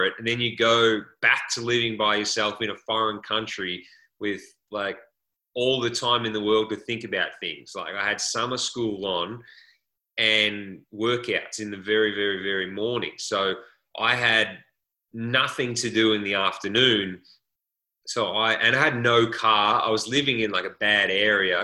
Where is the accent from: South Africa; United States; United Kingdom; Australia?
Australia; moved away as an adult; as Australian punters, not just punters, actually as Australian college athletes in a different country